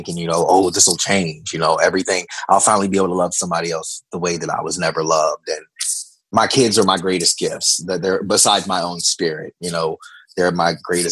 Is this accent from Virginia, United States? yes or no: yes; Virginia, United States; I grew up in the Bible Belt of Virginia.